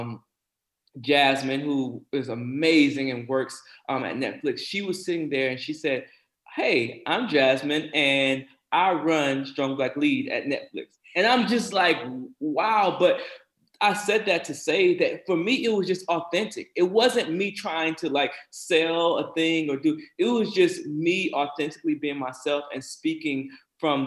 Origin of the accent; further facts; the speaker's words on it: South Carolina, United States; my experience as a black person growing up in South Carolina